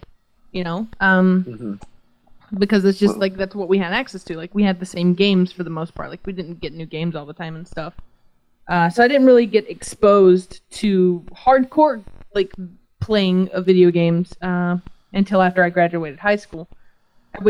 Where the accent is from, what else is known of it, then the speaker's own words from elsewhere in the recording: Georgia, United States; I'm from a little town in Georgia.